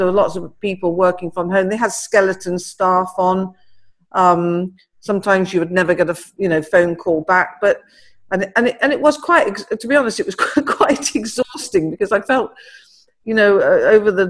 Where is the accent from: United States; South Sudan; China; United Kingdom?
United Kingdom; Warwickshire, West Midlands; moved away as an adult; also born or lived in London; now in Worcestershire, United Kingdom; I grew up in Warwickshire, which is the next county over to where we're now living in Worcestershire.